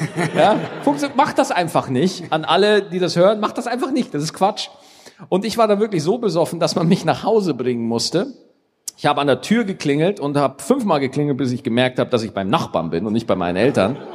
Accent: Bavaria, Germany; Digga, ich bin in Niederbayern aufgewachsen.

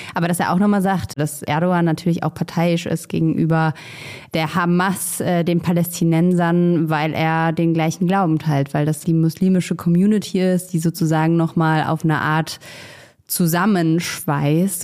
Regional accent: Germany; als Deutsche

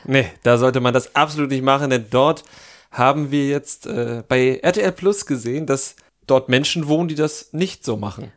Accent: Thuringia, Germany; moved away; aus meiner Jugend in Thüringen.

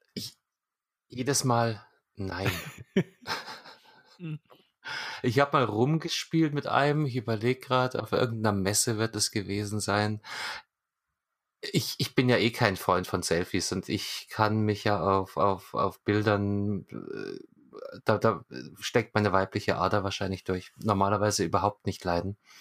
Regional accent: Munich, Bavaria, Germany; ich als, als Münchner mit äh, Direktzugang zum Marienplatz

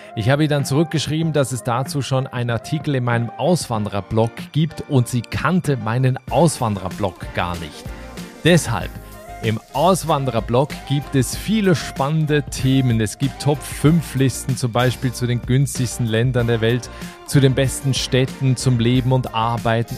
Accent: Switzerland; von der beschaulichen Schweiz, also meinem Heimatland

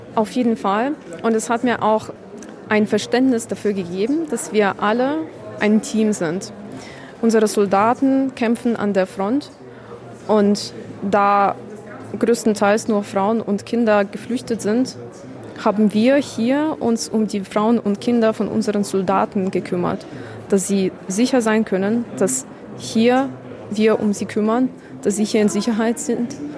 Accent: Kyiv, Ukraine; German is a second language; also born or lived in Irpin; now in Germany; Kiew, meine Heimatstadt, wo ich geboren wurde und aufgewachsen bin

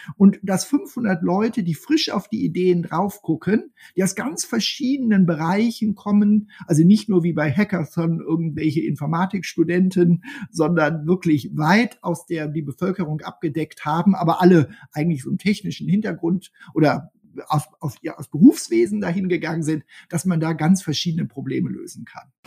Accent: Germany; Wir sind als Deutsche

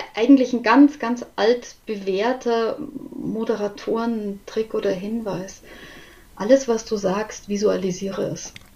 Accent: Munich, Bavaria, Germany; ich bin aus München

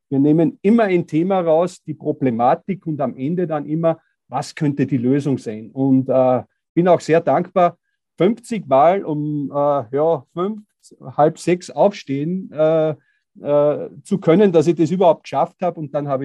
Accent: Styria, Austria; weil bei uns in der Steiermark, wir sind Tourismusregion und da haben meistens Tourismusbetriebe die Nase vorn gehabt.

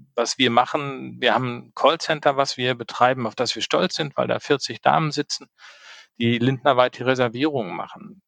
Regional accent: Sauerland, North Rhine-Westphalia, Germany; now in Düsseldorf, Germany; gebürtiger Sauerländer

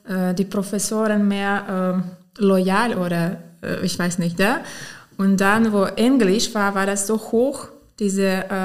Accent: Potsdam, Brandenburg, Germany; born there; German is a second language; ich bin in Potsdam geboren, in ehemalige Deutsche Demokratische Republik.

